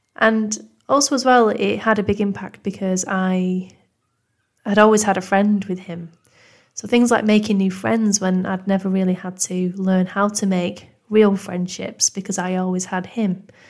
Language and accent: English; Manchester, North West England, United Kingdom; accent: northern; as you can probably tell from my northern accent, I'm originally from Manchester in the U K